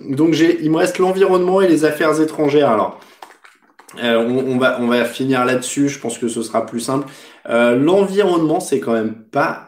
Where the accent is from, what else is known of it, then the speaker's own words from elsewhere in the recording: France; chez nous en France